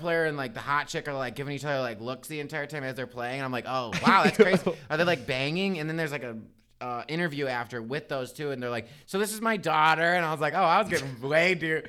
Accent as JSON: {"language": "English", "region": "Midwest", "country": "United States", "lives_now": "Chicago, United States", "said": "we're from the Midwest."}